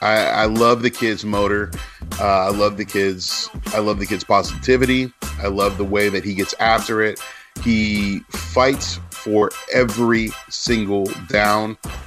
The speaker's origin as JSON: {"language": "English", "town": "Alameda", "region": "California", "country": "United States", "tie": "born or raised there", "said": "shout out to Alameda. That's my hometown."}